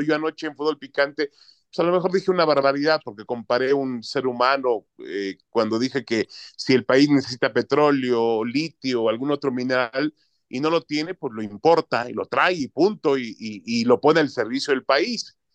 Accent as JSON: {"language": "Spanish", "country": "Mexico", "said": "yo como mexicano"}